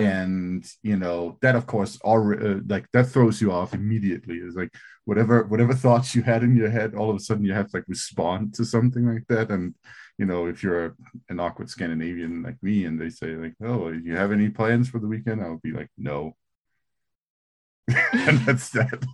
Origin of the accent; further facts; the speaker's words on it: Greenland; I, I, I grew up in Greenland